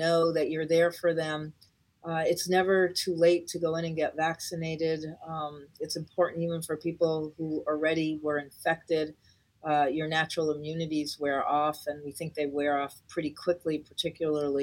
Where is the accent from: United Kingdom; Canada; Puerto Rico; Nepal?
Puerto Rico; now in Los Angeles, United States; I'm from Puerto Rico